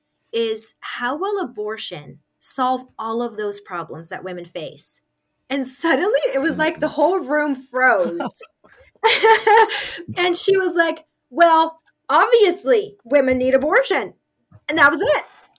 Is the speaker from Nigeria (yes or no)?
yes; Nigeria; I was raised in Nigeria. I didn't add that I was a missionary kid. I just said I lived in Nigeria.